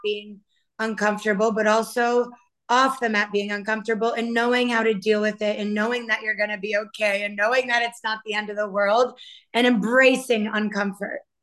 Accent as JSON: {"language": "English", "region": "Maine", "country": "United States", "moved": "yes", "lives_now": "Miami, United States", "said": "I am originally from Maine and now I reside in Miami"}